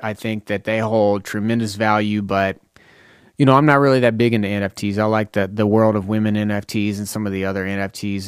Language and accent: English; Lebanon, Tennessee, United States; I'm from Lebanon, Tennessee